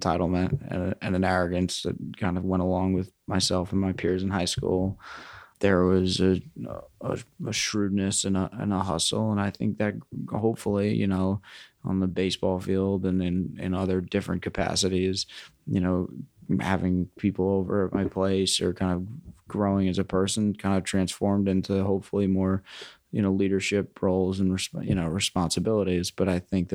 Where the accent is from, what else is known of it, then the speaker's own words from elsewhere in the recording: New York City, New York, United States; also born or lived in Riverdale, Bronx / Queens; I grew up on the Upper West Side, briefly lived in Riverdale, and I currently live in Queens